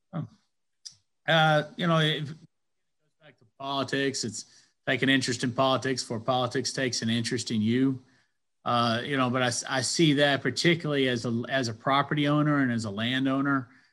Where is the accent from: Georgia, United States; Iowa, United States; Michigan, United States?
Georgia, United States; Athens; I grew up in Athens, Georgia